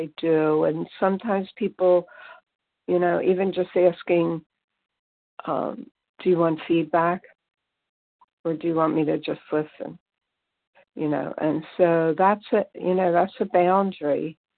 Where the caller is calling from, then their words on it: Pennsylvania, United States; from Pennsylvania.